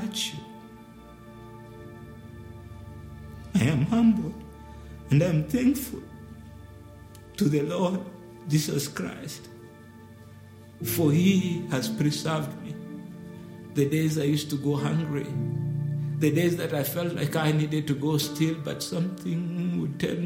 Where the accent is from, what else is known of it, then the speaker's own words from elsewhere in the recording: Nairobi, Kenya; I grew up in one of the slums in the capital city, Nairobi.